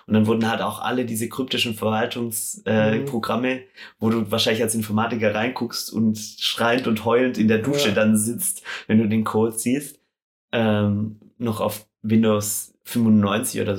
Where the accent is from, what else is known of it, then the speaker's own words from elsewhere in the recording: Stuttgart, Baden-Württemberg, Germany; Ja, München Radwege ist auch so eine Sache. Ich komme ja aus Stuttgart